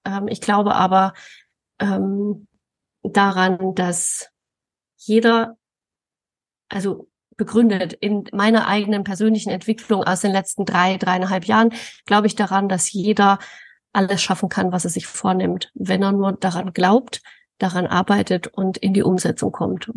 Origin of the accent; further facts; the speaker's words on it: Thuringian Forest, Germany; now in Coburg, Germany; ich bin im, im Thüringer Wald aufgewachsen